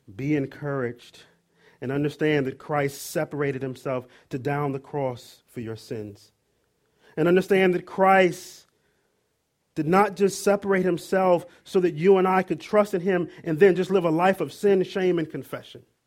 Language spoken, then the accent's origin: English; Maryland, United States; moved away; I'm originally from Maryland